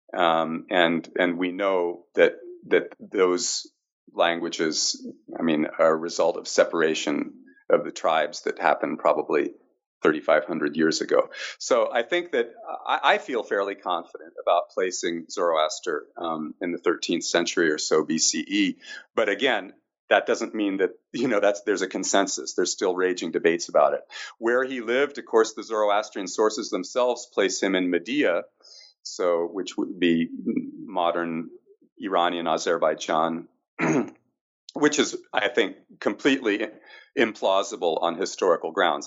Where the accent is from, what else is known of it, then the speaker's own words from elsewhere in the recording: Canada; as a Canadian coming from a bilingual country